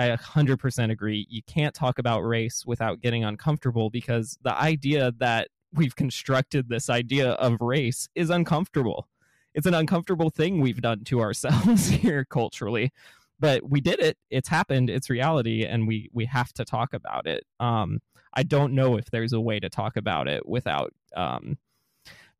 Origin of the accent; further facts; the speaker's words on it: Georgia, United States; I grew up in the South